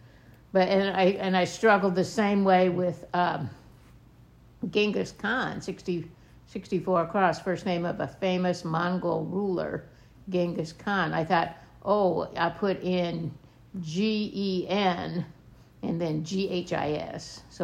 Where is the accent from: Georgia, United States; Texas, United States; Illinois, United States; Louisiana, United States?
Illinois, United States; growing up in Illinois, you know those things.